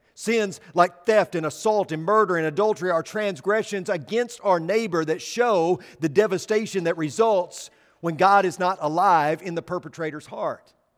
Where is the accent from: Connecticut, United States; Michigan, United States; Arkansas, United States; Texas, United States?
Arkansas, United States; I'm from Arkansas